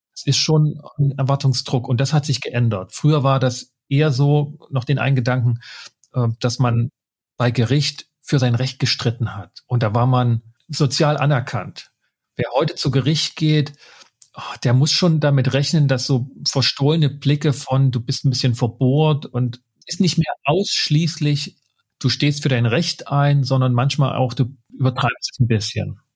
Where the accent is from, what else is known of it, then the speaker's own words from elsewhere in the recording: Saxony, Germany; ich komme aus Sachsen